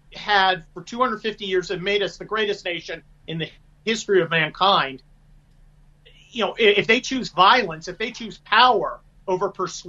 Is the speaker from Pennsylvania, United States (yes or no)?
yes; Pennsylvania, United States; I am from Pennsylvania, or at least my family is. Chambersburg, burned down by the Confederates.